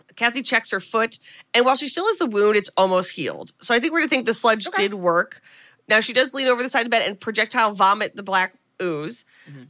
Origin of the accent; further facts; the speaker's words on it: United States; as an American